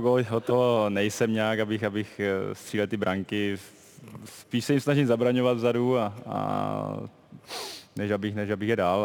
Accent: Germany; moved away; to mě pomohlo, že jsem vyrůstal v Německu

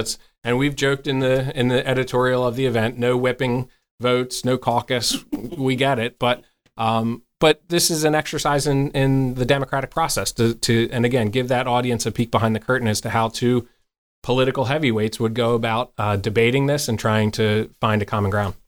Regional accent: outside the Philadelphia area, Pennsylvania, United States; moved away as an adult; now in York, United States; I grew up outside the Philadelphia area

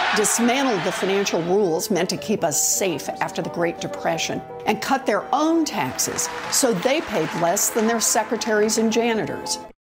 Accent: Oklahoma, United States; Growing up in Oklahoma, that promise came through for me and my family

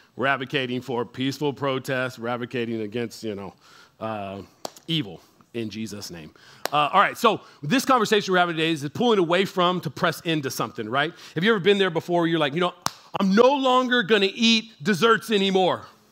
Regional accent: San Antonio, Texas, United States; we are from San Antonio

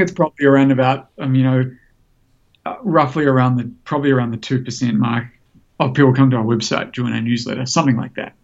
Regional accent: New Zealand; I grew up snowboarding in New Zealand

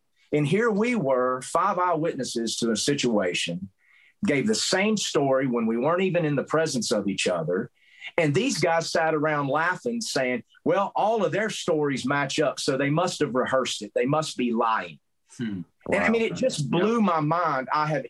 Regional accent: Southern US, United States; accent: southern; I can't hide the fact that I'm not from Montana because of my southern accent.

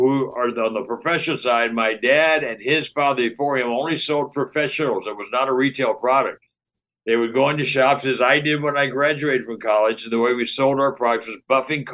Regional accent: Pasadena, California, United States; I grew up in Pasadena, California

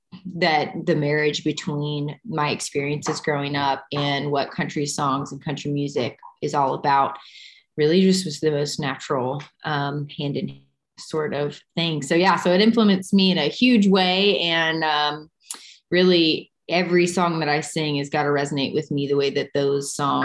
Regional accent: Texas, United States; moved away as an adult; now in Nashville, United States; I am a cowgirl. I grew up in Texas.

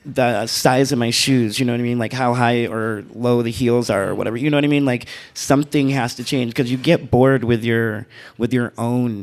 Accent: Michigan, United States; now in Reno, United States; I'm from Michigan

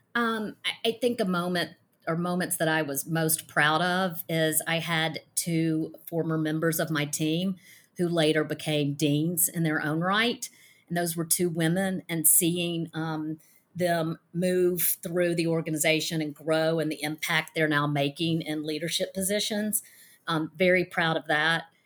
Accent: Mississippi, United States; I'm from Mississippi and I'm a former attorney

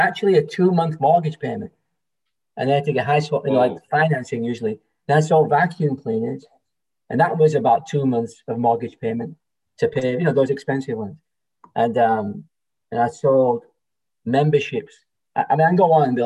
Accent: England, United Kingdom; now in Toronto, Canada; I'm from England originally.

